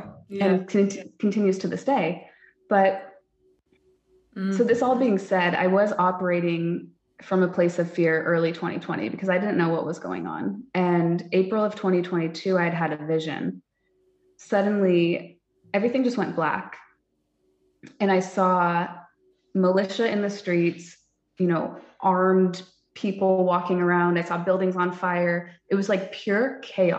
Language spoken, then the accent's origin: English; California, United States; moved away as an adult; now in Texas, United States; I grew up in California, incredibly liberal